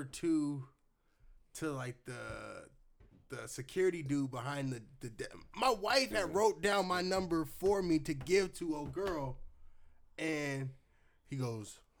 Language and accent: English; Portland, Oregon, United States; we as Portlanders